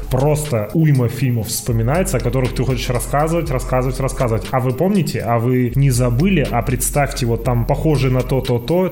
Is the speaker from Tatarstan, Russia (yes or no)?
no; Novosibirsk, Novosibirsk Oblast, Russia; я просто человек из Новосибирска